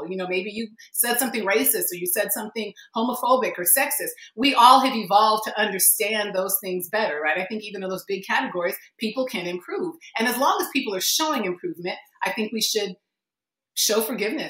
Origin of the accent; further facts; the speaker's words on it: United States; I was born here. I am an American